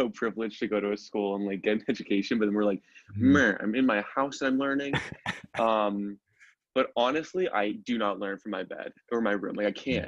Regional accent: Norwalk, Connecticut, United States; moved away; I'm from Norwalk, Connecticut

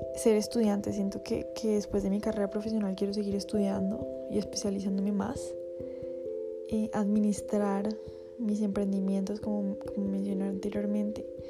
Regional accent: Bogotá, Colombia; Vivo con mi familia, soy de Bogotá, Colombia.

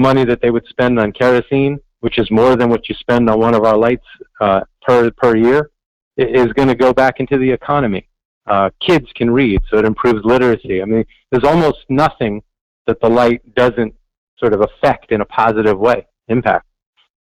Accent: New York City, New York, United States; growing up in New York City

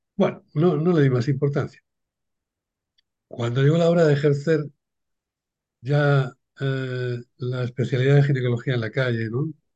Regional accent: Cartagena, Region of Murcia, Spain; Nací en un pueblo de pescadores, aquí en, el Levante, en sureste de España, en Cartagena

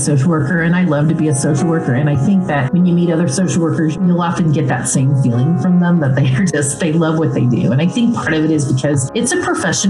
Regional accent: Tulsa, Oklahoma, United States; moved away as an adult; I'm actually from Tulsa originally, but I had lived in Tulsa for about 20 years.

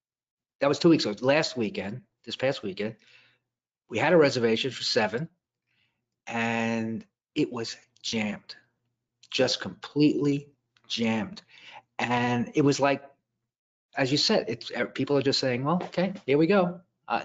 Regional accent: Brooklyn, New York, United States; We had more options in Brooklyn.

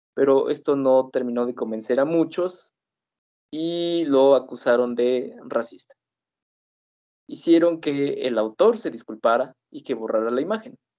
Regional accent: Mexico; la realidad que vivimos aquí en Latinoamérica

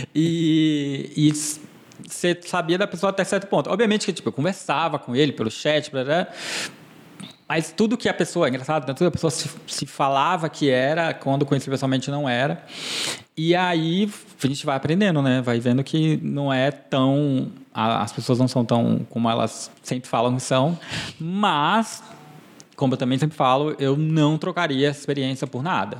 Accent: Porto Velho, Rondônia, Brazil; also born or lived in Tuntum, Maranhão, Brazil; cresci lá em Rondônia, então minha memória, enfim, toda a minha parte, memória afetiva é toda de lá

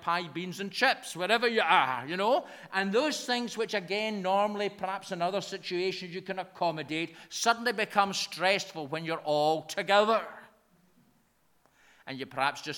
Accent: Lanarkshire, Scotland, United Kingdom; accent: broad Lanarkshire; my broad Lanarkshire accent

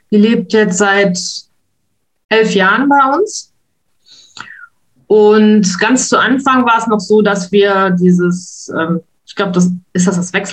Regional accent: Wuppertal, North Rhine-Westphalia, Germany; moved away as an adult; also born or lived in Spain; now in Luxembourg; Gebürtig komme ich aus Wuppertal und bin dann mal eine Zeit lang nach Spanien abgetaucht

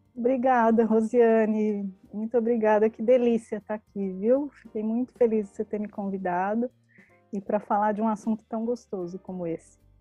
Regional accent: São Paulo, Brazil; eu sou aqui de São Paulo, capital, né? Minha família é toda daqui

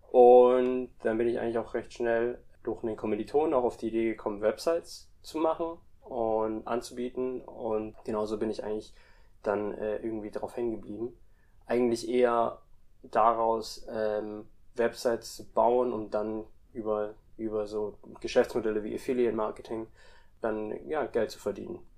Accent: Indonesia; Also ich bin auch in Indonesien eigentlich auch mit aufgewachsen. Also meine Mom kommt aus Indonesien und mein Dad kommt aus Deutschland und dementsprechend hatte ich schon immer auch einen Draht irgendwie nach Indonesien.

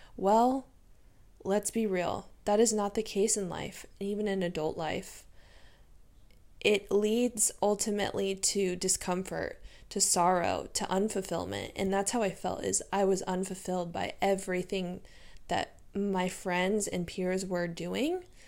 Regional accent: San Diego, California, United States; I'm from San Diego, born and raised. I have been here all my life

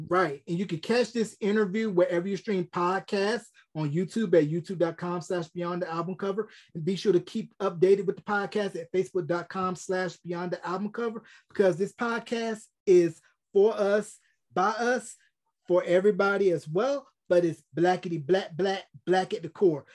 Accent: Tobacco Road, North Carolina, United States; I grew up in Tobacco Road, A C C country

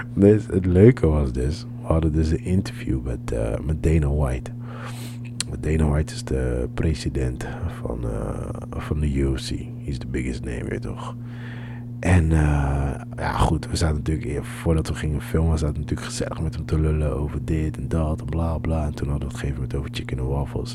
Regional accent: Amsterdam, North Holland, Netherlands; We zeggen: ja, Amsterdam.

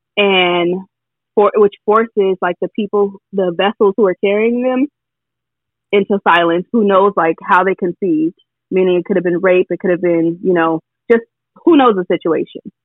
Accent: California, United States; I'm from California

